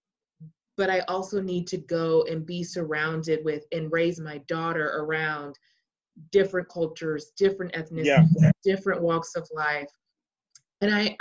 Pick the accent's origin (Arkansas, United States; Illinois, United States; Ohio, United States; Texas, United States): Texas, United States; Dallas; also born or lived in Austin, Texas / Louisiana; I still live in my hometown